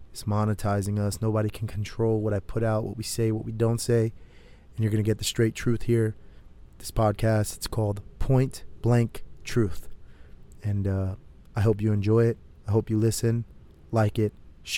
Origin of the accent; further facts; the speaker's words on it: Connecticut, United States; now in Temecula, United States; I'm originally from Connecticut.